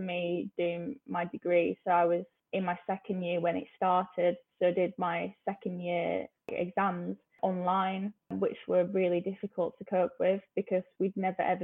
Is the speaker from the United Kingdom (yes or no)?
yes; Huddersfield, Yorkshire and the Humber, United Kingdom; moved away as an adult; now in London, United Kingdom; I went to a normal state school in Huddersfield